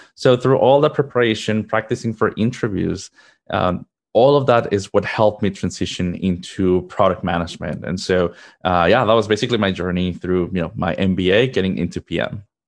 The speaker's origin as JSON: {"language": "English", "country": "Mexico", "tie": "born or raised there", "moved": "as an adult", "lives_now": "United States", "said": "Originally, I am from Mexico. That's where I was born and raised"}